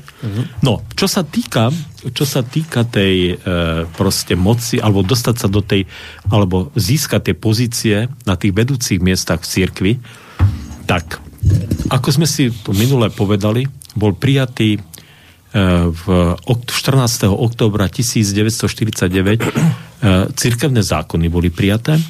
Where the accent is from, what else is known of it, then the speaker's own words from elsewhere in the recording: Košice, Košice Region, Slovakia; ja som Košičan, teda však som vyrastal v Košiciach